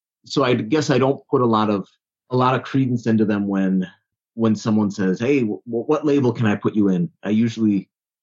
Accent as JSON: {"language": "English", "town": "Chicago", "region": "Illinois", "country": "United States", "tie": "born or raised there", "said": "South Side of Chicago originally"}